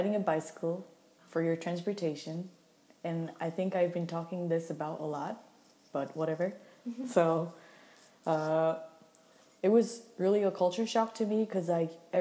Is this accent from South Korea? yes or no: yes; South Korea; moved away as an adult; now in Copenhagen, Denmark; I'm from South Korea